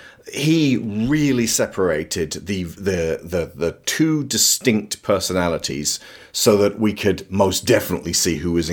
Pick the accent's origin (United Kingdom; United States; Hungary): United Kingdom